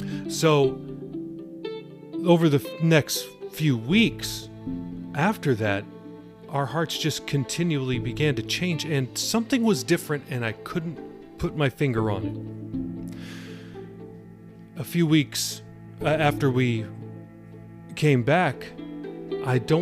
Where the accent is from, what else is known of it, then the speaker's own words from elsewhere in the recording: Los Angeles, California, United States; I grew up in Los Angeles around the Hollywood scene